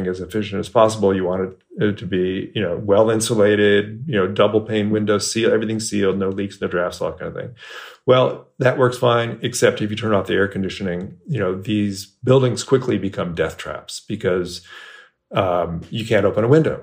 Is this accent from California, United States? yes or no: yes; Bay Area, California, United States; moved away as an adult; now in Texas, United States; I moved to Texas 4 years ago, and I grew up in the Bay Area, California.